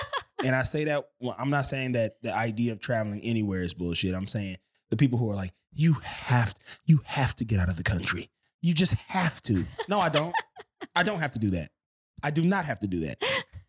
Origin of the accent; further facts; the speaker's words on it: Los Angeles, California, United States; also born or lived in Pascagoula, Mississippi; So I'm from Mississippi originally. Mm-hmm. I grew up here in Los Angeles.